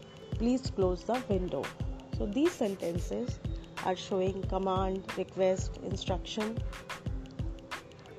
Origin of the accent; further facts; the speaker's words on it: India; from India.